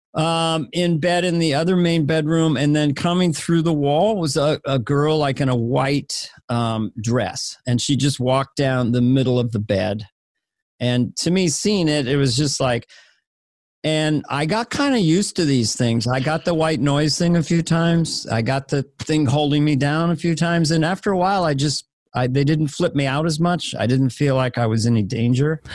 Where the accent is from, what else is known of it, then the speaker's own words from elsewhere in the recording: Missoula, Montana, United States; moved away; I was born in Missoula.